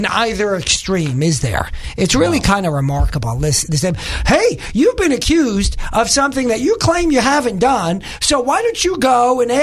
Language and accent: English; New York, United States; now in Little Rock, United States; I'm originally from New York